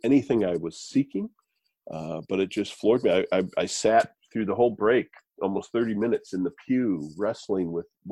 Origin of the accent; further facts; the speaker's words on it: Wisconsin, United States; moved away as an adult; also born or lived in Minneapolis, Minnesota / Hudson, New Hampshire / Boston area, Massachusetts / Albany area, New York; now in New York, United States; I grew up in Wisconsin in the Midwest